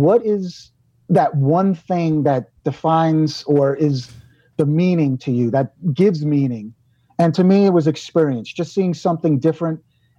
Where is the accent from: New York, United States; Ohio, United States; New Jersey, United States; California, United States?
New York, United States; I grew up in New York, lived my whole life in New York. I wasn't on an airplane until I was 18 years old.